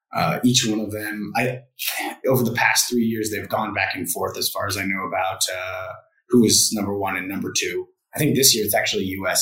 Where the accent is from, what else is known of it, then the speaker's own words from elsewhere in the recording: United States; moved away as an adult; now in Vietnam; I'm an American working here